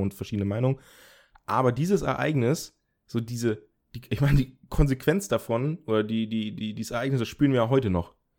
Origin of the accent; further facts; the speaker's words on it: Germany; bei uns in Deutschland